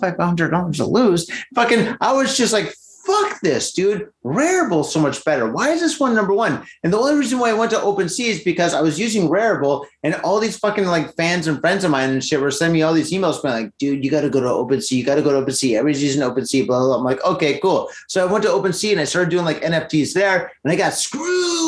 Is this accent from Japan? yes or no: no; United States; I'm American